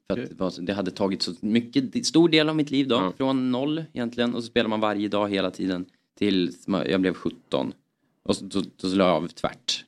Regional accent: Östersund, Jämtland, Sweden; vi är från Jämtland

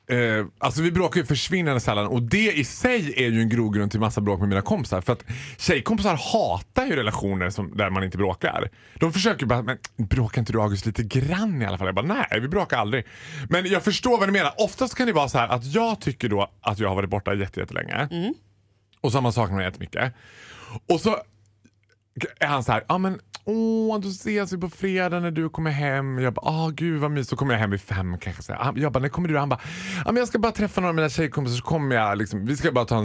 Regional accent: Borlänge, Dalarna County, Sweden; Nej, så alltså, här du vet, jag är från Borlänge, vin är vin.

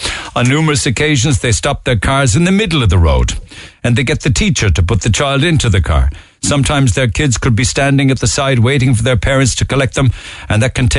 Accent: Cork, County Cork, Ireland; I'm one of the ladies from the Spring Lane halting site. I grew up in Spring Lane, but I've now grown up and moved away.

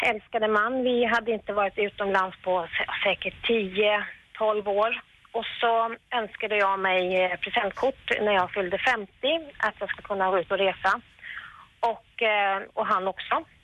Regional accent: Hälsingland, Gävleborg County, Sweden; now in Stockholm, Sweden; vi kommer från Hälsingland

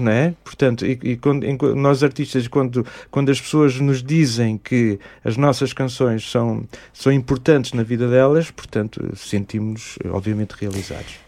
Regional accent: Mozambique; now in Tomar, Portugal; eu sou moçambicano, nasci em Moçambique

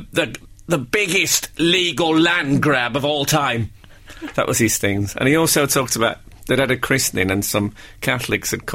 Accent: West Midlands, United Kingdom; when I grew up in the West Midlands

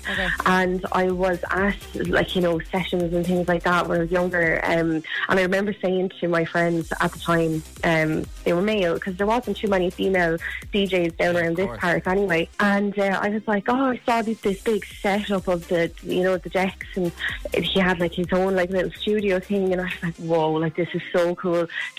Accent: Wexford, Leinster, Ireland; Do you know what, right? You laugh at me. I'm actually from Wexford, right?

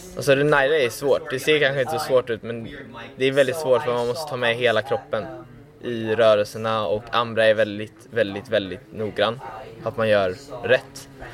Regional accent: Gothenburg, Västra Götaland, Sweden; moved away; also born or lived in Stockholm; jag kommer ju från Göteborg

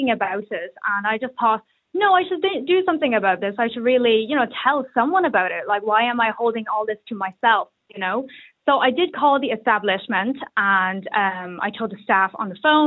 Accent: Ireland; I grew up in Ireland, I was raised in Ireland. I've been in Ireland for the last 27 years.

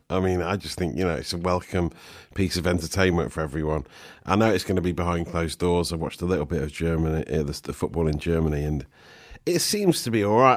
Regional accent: Nottingham, East Midlands, United Kingdom; growing up in Nottingham in the in the nineties

